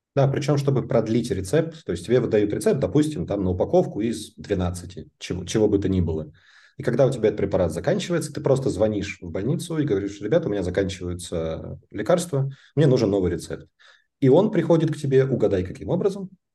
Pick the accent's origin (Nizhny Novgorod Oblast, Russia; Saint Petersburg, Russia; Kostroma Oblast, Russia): Kostroma Oblast, Russia; Kostroma; also born or lived in Moscow, Russia; now in Munich, Germany; как мы росли и жили в Костроме, и как я потом жил в Москве, и как я живу здесь